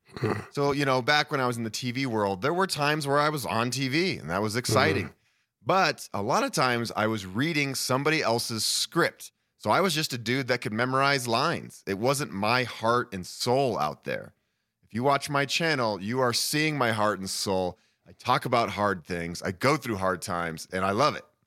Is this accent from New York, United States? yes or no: no; Boulder, Colorado, United States; also born or lived in Honduras; I'm born and raised in Boulder, Colorado. I've lived here most of my life.